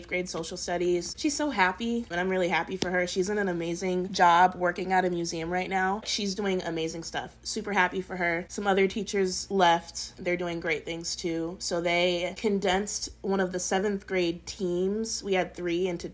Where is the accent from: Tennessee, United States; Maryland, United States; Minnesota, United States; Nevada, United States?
Minnesota, United States; moved away as an adult; also born or lived in Wisconsin; I am from Minnesota and I went to undergrad in Wisconsin. I moved here after undergrad during that fun COVID year.